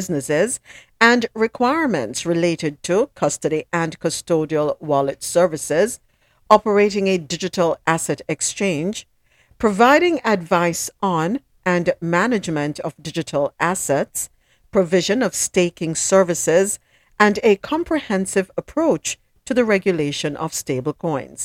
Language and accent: English; Jamaica; I'm from Jamaica